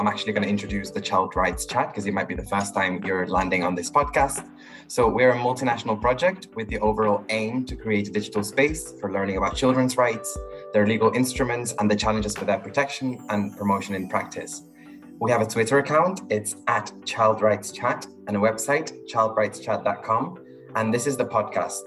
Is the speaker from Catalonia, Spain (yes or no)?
yes; Barcelona, Catalonia, Spain; English is a second language; moved away; I'm originally from Barcelona, and as you can probably hear, I'm not a native English speaker